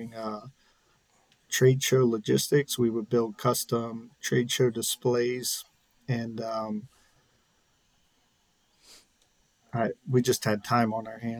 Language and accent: English; Spring Grove, Pennsylvania, United States; I'm originally from a small town in southern York County called Spring Grove, Pennsylvania. When I grew up there, it was, I believe, around 1,800 people.